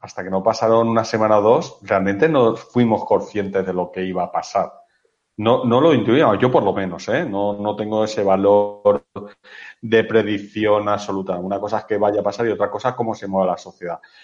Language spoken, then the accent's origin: Spanish; Spain; somos mediterráneos y latinos, o sea, lo tenemos todo, ¿vale? en, aquí en España